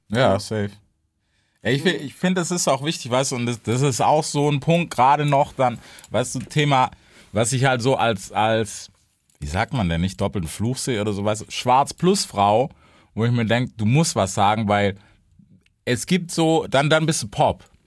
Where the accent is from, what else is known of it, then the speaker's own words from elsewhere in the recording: Memphis, Tennessee, United States; German is a second language; moved away; Ich bin aus Memphis